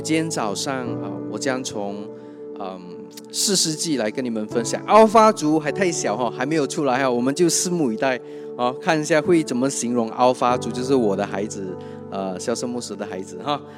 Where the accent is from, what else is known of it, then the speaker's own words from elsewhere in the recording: Kuching, Sarawak, Malaysia; 我是土生土长的古晋人